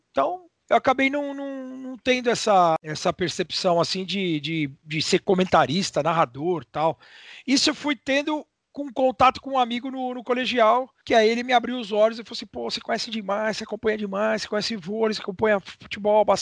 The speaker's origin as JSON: {"language": "Portuguese", "region": "São Paulo", "country": "Brazil", "also_born_or_lived": "Ribeirão Preto", "said": "eu sou de eu sou de São Paulo, mas meu pai é de Batatais, uma cidade próxima a Franca"}